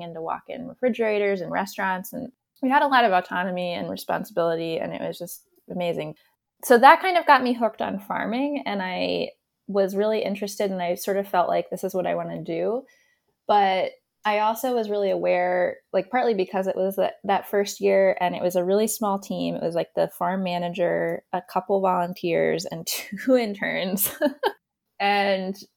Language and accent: English; Towson, Maryland, United States; I grew up in Towson